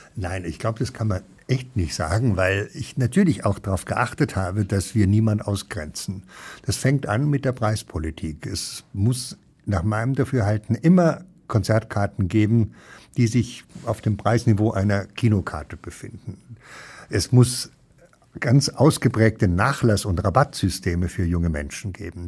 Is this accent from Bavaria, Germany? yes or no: yes; Munich, Bavaria, Germany; moved away as an adult; also born or lived in Dießen am Ammersee / Cologne; now in Ruhr, Germany; Ich bin in München aufgewachsen